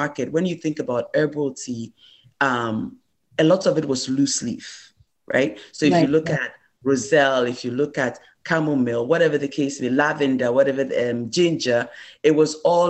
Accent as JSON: {"language": "English", "country": "Ghana", "moved": "as an adult", "said": "I am originally from Ghana. I immigrated here for college."}